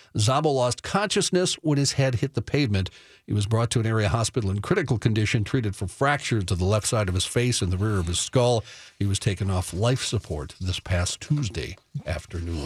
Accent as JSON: {"language": "English", "town": "Coon Rapids", "region": "Minnesota", "country": "United States", "tie": "born or raised there", "said": "My hometown"}